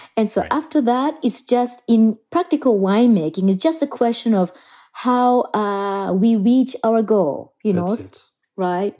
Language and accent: English; Japan; moved away as an adult; also born or lived in Germany; now in Burgundy, France; I am originally from Japan